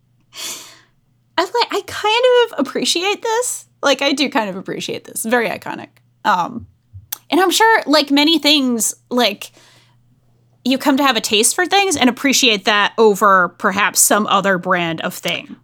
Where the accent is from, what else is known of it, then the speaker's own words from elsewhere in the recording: New England, United States; I grew up in New England